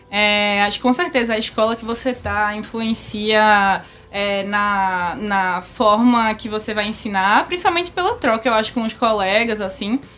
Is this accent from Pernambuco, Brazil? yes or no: yes; Recife, Pernambuco, Brazil; also born or lived in São Paulo; já nasci em Recife.